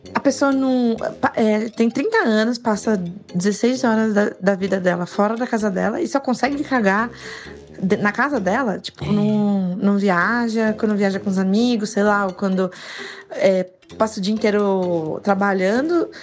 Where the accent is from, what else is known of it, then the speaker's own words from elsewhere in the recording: São Paulo, Brazil; sou de São Paulo